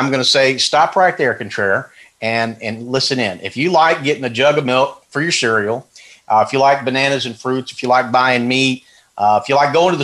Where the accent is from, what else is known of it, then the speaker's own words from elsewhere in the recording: Texas, United States; I'm from Texas